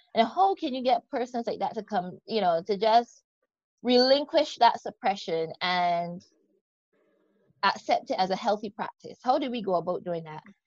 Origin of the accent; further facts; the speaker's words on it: Barbados; accent: Barbadian; The accent you're hearing is that of the beautiful country of Barbados. Yep, I'm from the West Indies.